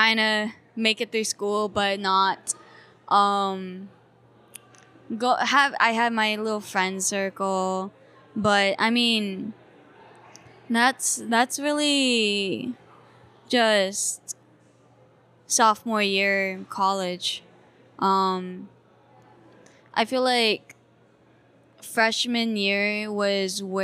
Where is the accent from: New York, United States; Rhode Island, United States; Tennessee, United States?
Rhode Island, United States; moved away; also born or lived in Hong Kong; I grew up with white parents in a very white state. I grew up in Rhode Island.